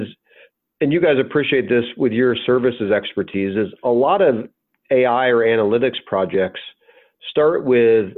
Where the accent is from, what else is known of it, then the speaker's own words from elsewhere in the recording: the South, United States; I grew up in the South